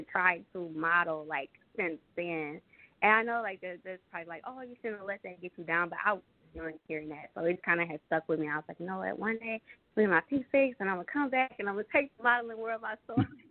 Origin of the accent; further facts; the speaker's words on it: Detroit, Michigan, United States; I am from Detroit, so you know I grew up in the hood